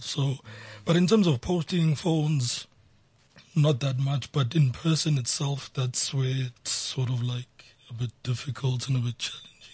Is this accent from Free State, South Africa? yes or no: no; Soweto, Gauteng, South Africa; I was born and bred in Soweto